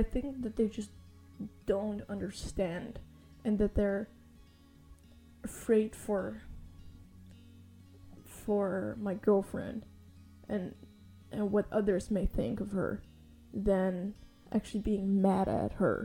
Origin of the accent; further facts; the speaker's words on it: Amsterdam, North Holland, Netherlands; I'm 18 years old and I'm from Amsterdam